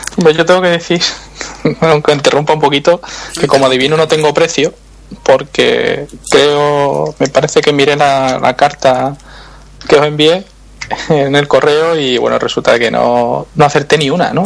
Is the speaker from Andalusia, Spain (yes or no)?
yes; Seville, Andalusia, Spain; soy sevillano, el, acento se puede notar en algunas cosas.